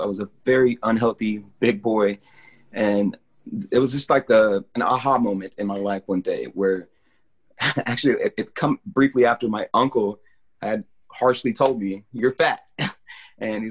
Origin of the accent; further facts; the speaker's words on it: Lawrence, Kansas, United States; also born or lived in Topeka, Kansas / Lenexa, Kansas; I pretty much grew up here my whole life. I was born in Kansas City, Missouri, and moved to Topeka briefly. But I've been in Lawrence since I was about 8 years old, off and on